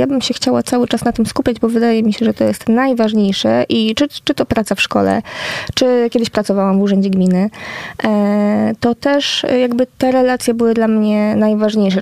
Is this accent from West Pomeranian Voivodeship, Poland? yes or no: yes; West Pomeranian Voivodeship, Poland; ja nie jestem e, poznanianką rodowitą, że tak powiem, tak, e, więc łączę się z państwem z Pomorza Zachodniego